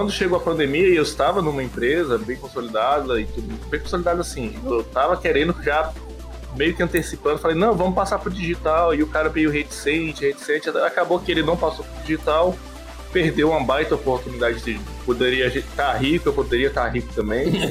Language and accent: Portuguese; Pará, Brazil; also born or lived in Brasília; em Brasília, fui criado no Pará